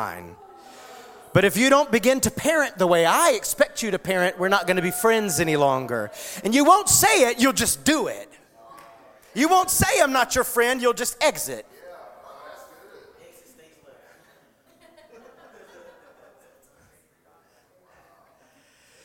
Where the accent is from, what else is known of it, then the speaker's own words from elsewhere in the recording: United States; I'm proud to be an American, and I will always be, and I've lived in a foreign country.